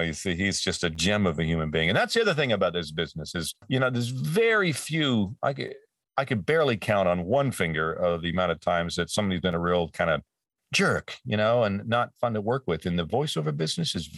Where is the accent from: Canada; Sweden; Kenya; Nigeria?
Canada; moved away; back in my hometown and up there in Canada